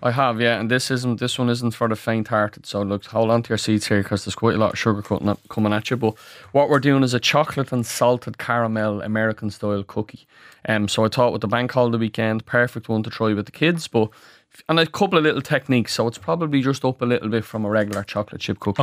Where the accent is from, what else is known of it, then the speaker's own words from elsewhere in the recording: Ireland; as Irish people